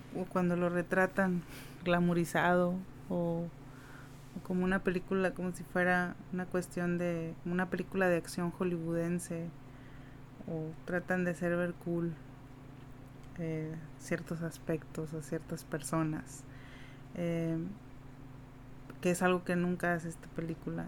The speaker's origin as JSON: {"language": "Spanish", "country": "Mexico", "said": "siendo mexicana"}